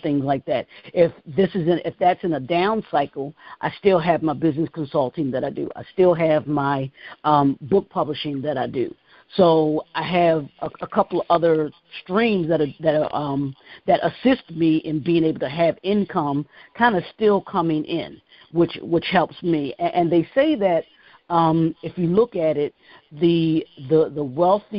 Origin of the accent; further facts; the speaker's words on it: Baltimore, Maryland, United States; grew up in Baltimore, grew up, born and raised in Baltimore, Maryland